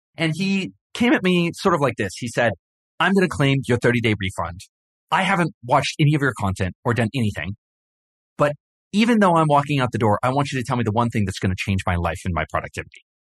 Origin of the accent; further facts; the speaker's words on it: Hawaii, United States; I grew up in Hawaii, and I spent a lot of time in the ocean